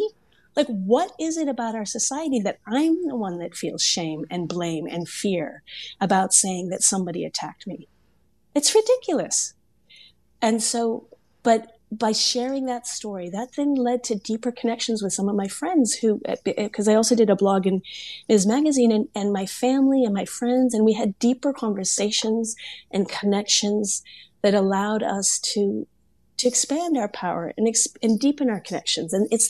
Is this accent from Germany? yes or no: yes; Germany; also born or lived in Korea / Italy / Kenya / Senegal; I grew up all over the world. I was born in Korea, raised in Germany and Italy. I lived in Kenya, Senegal, and South Africa as an adult